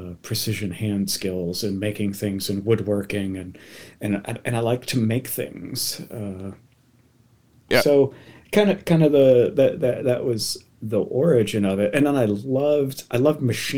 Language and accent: English; Massachusetts, United States; now in Oregon, United States; growing up in Massachusetts